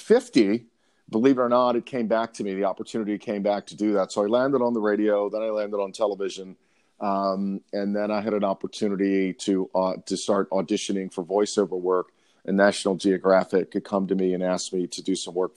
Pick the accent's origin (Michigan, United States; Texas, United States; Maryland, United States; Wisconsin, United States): Maryland, United States; Baltimore; I'm from Baltimore, Maryland. Was raised by a single mom in the inner city of Baltimore